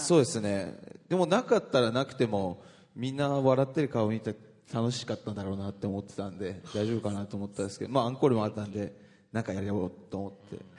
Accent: Misawa, Aomori, Japan; moved away; 僕の地元

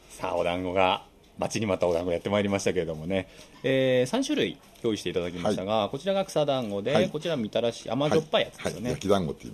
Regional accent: Shibamata, Tokyo, Japan; 生まれも育ちも石川さん柴又ですけれども、はい、柴又の良さっていうのは

